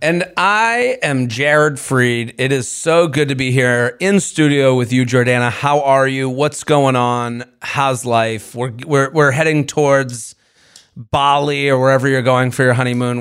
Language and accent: English; Syosset, New York, United States; I'm from Syosset.